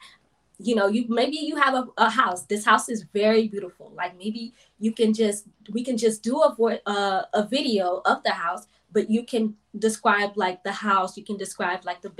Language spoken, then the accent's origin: English; South Florida, United States; I'm originally from South Florida, born and raised.